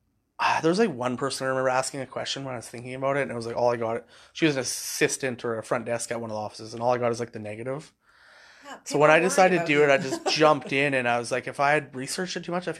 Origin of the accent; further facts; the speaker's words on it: Hornby Island, British Columbia, Canada; I grew up on Hornby